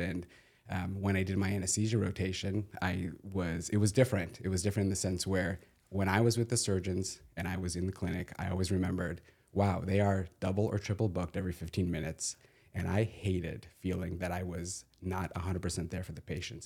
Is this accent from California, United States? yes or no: yes; Southern California, United States; I grew up in Southern California, went to U S C